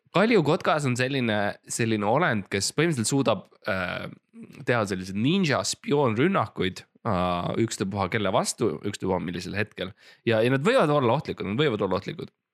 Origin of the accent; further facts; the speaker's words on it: Estonia; ma olen Eestis ja ma olen eestlane. ja me oleme põliseestlased